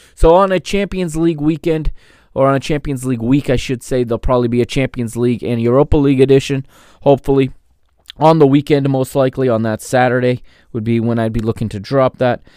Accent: United States; I grew up here in the United States

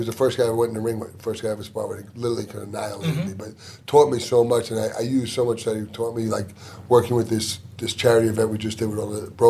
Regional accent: New York City, New York, United States; also born or lived in Greenwood Lake, Orange County, New York; now in Houston, United States; I was born in the Bronx, lived there for 11 years, and then I moved to a place most known as Orange County Choppers was up there. It's called, actually, we grew up in Orange County. We grew up in a place called Greenwood Lake.

